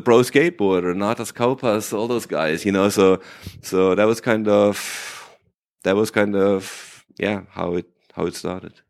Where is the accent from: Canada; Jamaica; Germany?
Germany; first language German; English is a second language; I grew up in Germany